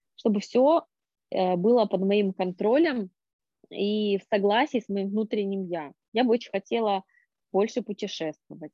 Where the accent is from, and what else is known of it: Norilsk, Krasnoyarsk Krai, Russia; born or raised there